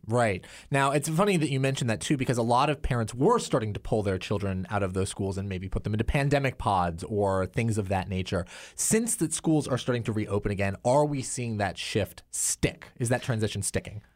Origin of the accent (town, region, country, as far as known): Oregon, United States; born or raised there